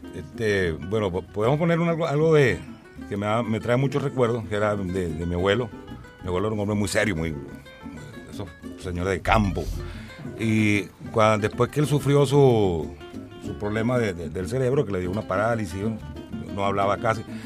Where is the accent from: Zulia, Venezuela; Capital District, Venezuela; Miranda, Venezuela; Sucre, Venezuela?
Sucre, Venezuela; Cumanacoa; la Plaza Bolívar allá en Cumanacoa, en mi pueblo